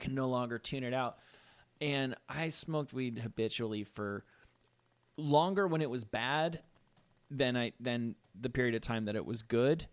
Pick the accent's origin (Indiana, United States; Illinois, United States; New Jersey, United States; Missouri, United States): New Jersey, United States; Rutherford; I'm from Rutherford, New Jersey